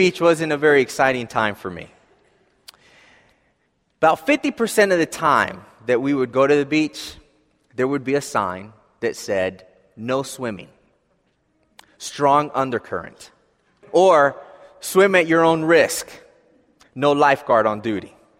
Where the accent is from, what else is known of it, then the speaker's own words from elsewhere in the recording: Philadelphia, Pennsylvania, United States; I grew up in Philadelphia, as most of you know, and, you know, in the city